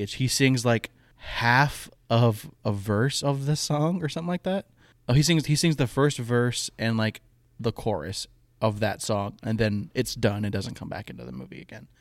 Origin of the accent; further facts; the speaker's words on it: Michigan, United States; my dad was in a bluegrass band growing up in Michigan.